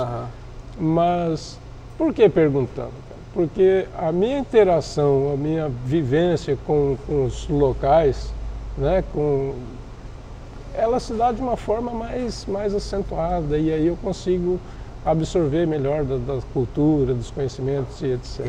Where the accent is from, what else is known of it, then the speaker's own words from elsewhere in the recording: interior of Paraná, Brazil; also born or lived in Quarto Centenário / Santa Helena / São José das Palmeiras; now in Foz do Iguaçu, Brazil; eu sou nascido em 67, no interior do Paraná, uma cidadezinha bem pequena, quarto centenário. Daí fui migrando ainda pela região interiorana, Santa Helena, São José do. São José, São José do das Palmeiras, do aqui, né? Do Ouro Trataria. Catarina. É. E até cheguei em Foz em 79.